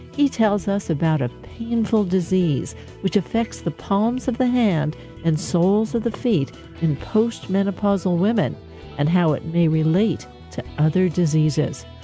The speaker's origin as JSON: {"language": "English", "town": "Menlo Park", "region": "California", "country": "United States", "tie": "born or raised there", "said": "I grew up in Menlo Park"}